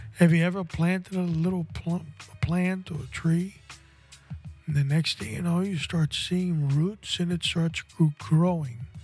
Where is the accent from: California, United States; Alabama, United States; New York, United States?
New York, United States; New York City; when I was 15 years old, growing up in New York City